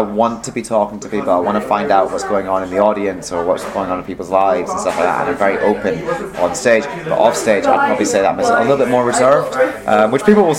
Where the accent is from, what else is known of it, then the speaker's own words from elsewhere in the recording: Philippines; Let's face it, I'm the Filipino, I'm going to be the maid.